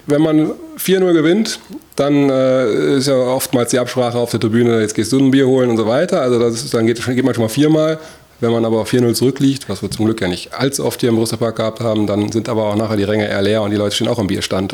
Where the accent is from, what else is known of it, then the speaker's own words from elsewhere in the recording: Issum, North Rhine-Westphalia, Germany; meine Eltern auch einen, äh, einen Gastronomiebetrieb äh, dort zwischen Isum und Geldern geführt haben. Und ähm, da bin ich quasi wirklich äh, an der Theke groß geworden